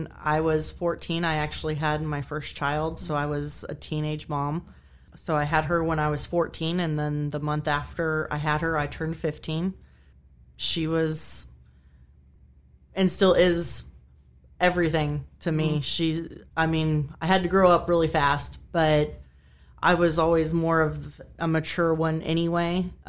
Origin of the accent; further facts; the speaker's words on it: Kansas, United States; I grew up in Kansas.